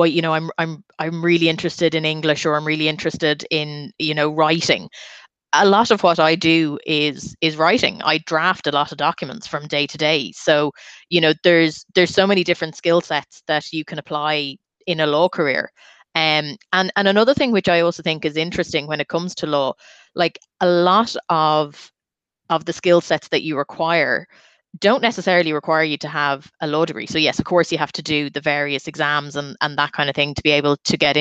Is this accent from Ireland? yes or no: yes; Dublin, Leinster, Ireland; I'm from Dublin